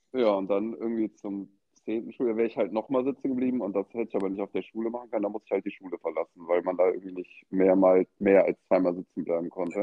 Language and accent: German; Eschweiler, North Rhine-Westphalia, Germany; now in Cologne, Germany; Ich komme ursprünglich aus Aachen, also beziehungsweise Eschweiler. Das ist so mhm. in der zehn Minuten von Aachen entfernt. Ähm, da bin ich geboren, da wohnen auch immer noch meine Eltern